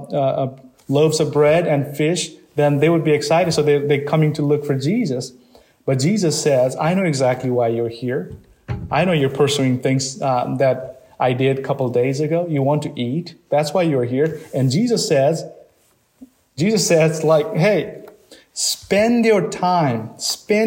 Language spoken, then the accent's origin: English; Nepal; moved away; I come from Nepal